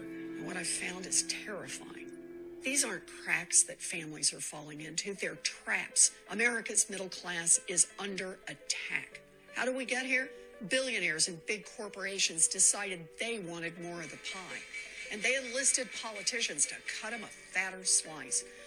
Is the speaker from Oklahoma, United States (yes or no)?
yes; Oklahoma, United States; Growing up in Oklahoma